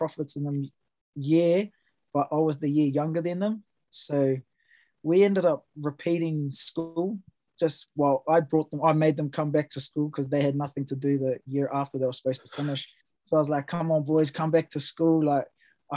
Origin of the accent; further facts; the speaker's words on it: Ruatoki, Bay of Plenty, New Zealand; also born or lived in Melbourne, Australia / Gisborne, New Zealand; it's a little small rural town, the capital of New Zealand, Ruatoki. Yeah, grew up in a little country town